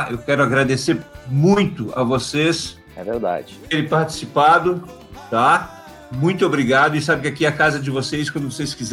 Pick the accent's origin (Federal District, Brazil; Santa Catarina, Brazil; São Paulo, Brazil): Santa Catarina, Brazil; Pinhalzinho; born there; E, e eu também não nasci em Balneário, né? Nasci